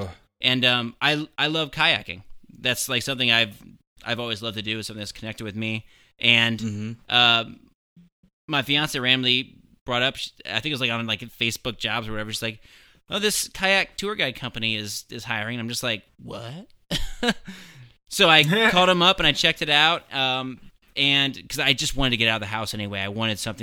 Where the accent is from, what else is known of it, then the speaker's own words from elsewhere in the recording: Ohio, United States; moved away; I'm from Ohio originally